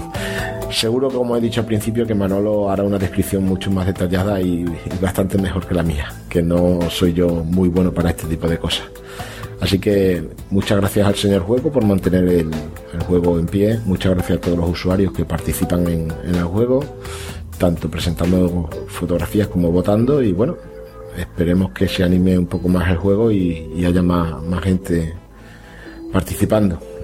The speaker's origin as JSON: {"language": "Spanish", "region": "Extremadura", "country": "Spain", "said": "yo soy extremeño"}